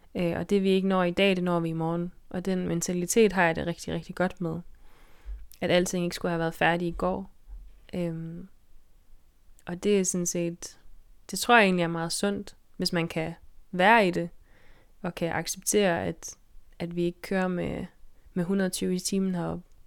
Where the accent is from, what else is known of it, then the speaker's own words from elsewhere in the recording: Denmark; moved away as an adult; now in Faroe Islands; jeg er fra Danmark, og altså, jeg bliver aldrig færing i den forstand